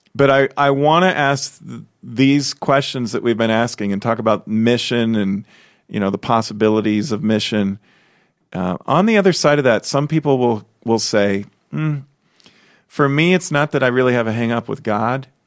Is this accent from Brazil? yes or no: no; Chicago, Illinois, United States; now in Des Moines, United States; I'm from Chicago. I grew up there.